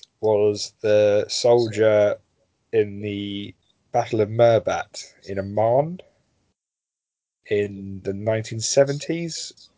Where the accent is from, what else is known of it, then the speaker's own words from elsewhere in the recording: Canada; As a Canadian, I'm contractually obliged to highlight Leo Major